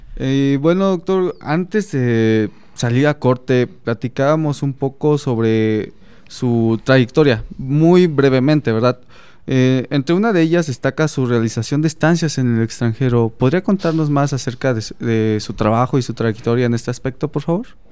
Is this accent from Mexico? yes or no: yes; Mexico